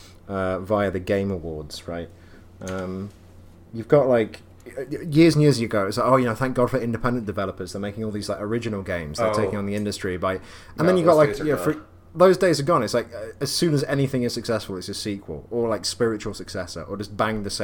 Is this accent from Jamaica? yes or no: no; England, United Kingdom; As an Englishman